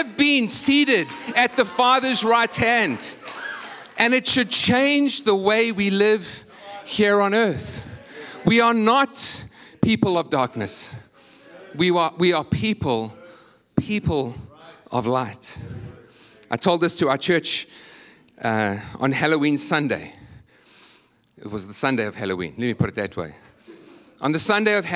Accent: South Africa; moved away as an adult; now in United States

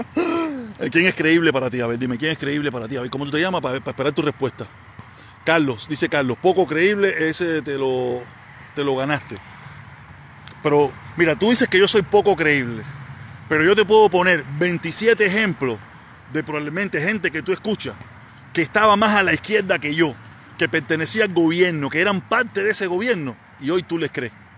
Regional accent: Havana, Cuba; now in Miami, United States; yo soy de La Habana

